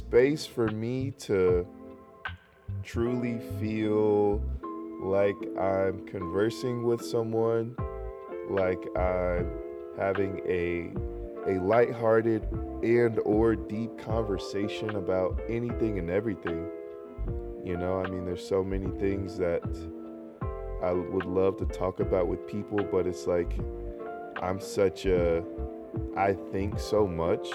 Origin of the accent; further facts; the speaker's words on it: North Carolina, United States; North Carolina, born and raised